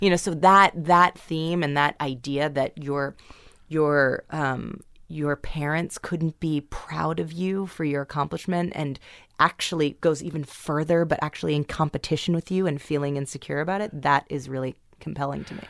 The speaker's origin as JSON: {"language": "English", "town": "New York City", "region": "New York", "country": "United States", "tie": "born or raised there", "said": "I grew up in New York City"}